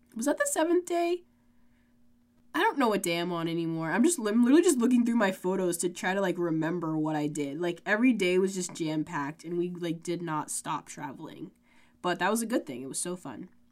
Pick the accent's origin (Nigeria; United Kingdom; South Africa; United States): United States